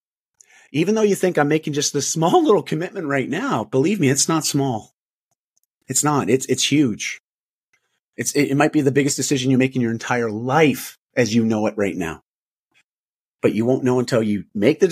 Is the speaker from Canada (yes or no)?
yes; Canada; I'm Canadian